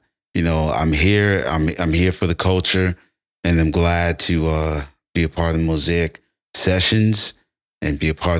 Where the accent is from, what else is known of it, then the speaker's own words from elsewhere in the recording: New York City, New York, United States; I'm from Brooklyn, born and raised.